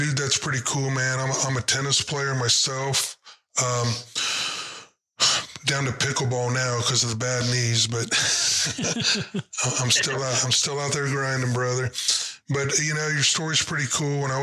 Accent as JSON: {"language": "English", "town": "Piqua", "region": "Ohio", "country": "United States", "tie": "born or raised there", "said": "my Pickwa Indians"}